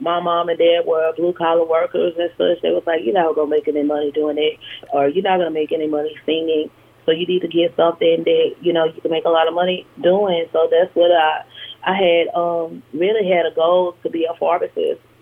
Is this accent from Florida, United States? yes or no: no; Monroe, Louisiana, United States; also born or lived in Baton Rouge, Louisiana; my college years in Monroe, in my hometown